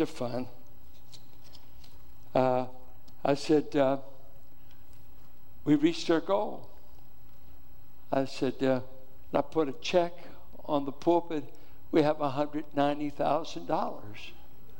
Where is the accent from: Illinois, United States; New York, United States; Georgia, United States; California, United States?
California, United States; Richmond; I grew up in Richmond.